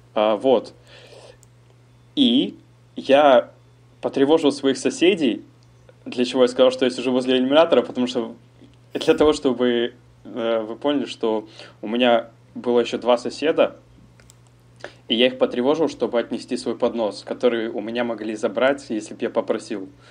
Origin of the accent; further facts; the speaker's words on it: Almaty, Kazakhstan; moved away as an adult; now in France; я родился в Казахстане, в городе Алматы, переехал во Францию 7 месяцев назад